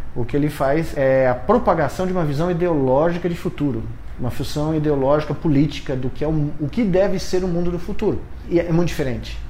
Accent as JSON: {"language": "Portuguese", "region": "São Paulo", "country": "Brazil", "tie": "born or raised there", "said": "existe alguém que nasceu aqui em São Paulo, né? muito perto daqui. Eu eh, nasci na Bela Vista, estudei a um quilômetro daqui, né? cresci em Moema"}